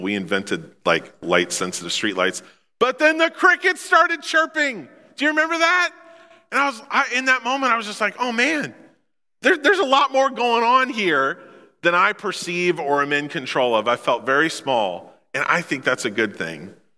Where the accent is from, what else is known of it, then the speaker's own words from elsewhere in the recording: Memphis, Missouri, United States; I come from Memphis, Missouri